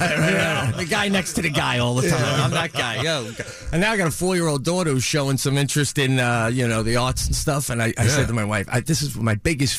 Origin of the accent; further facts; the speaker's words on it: Oakdale, New York, United States; moved away as an adult; now in Upstate New York, United States; I grew up in Oakdale.